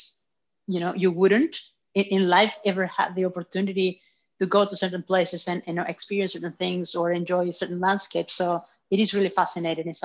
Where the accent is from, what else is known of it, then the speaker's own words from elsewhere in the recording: Chile; now in Australia; I was born in Chile 30-some years ago.